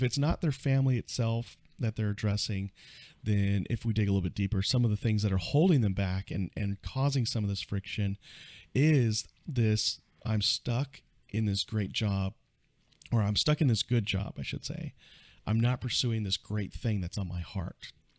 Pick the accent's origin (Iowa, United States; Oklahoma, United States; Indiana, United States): Oklahoma, United States; Fort Sill; born there; a couple years later, I was born in Fort Sill, Oklahoma. I grew up an Army brat.